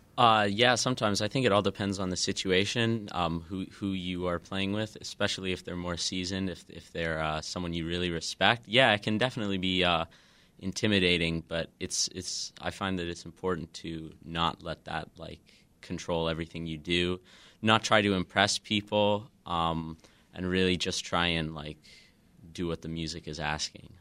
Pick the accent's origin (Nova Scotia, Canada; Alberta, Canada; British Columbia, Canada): British Columbia, Canada; Kamloops; now in Chicago, United States; I'm from uh, Western Canada. I'm okay. about like four hours north of Vancouver in a city called Kamloops.